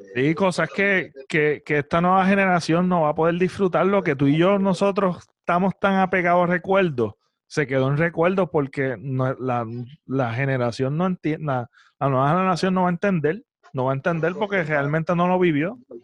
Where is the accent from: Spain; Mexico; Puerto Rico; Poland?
Puerto Rico; como ciudadanos puertorriqueños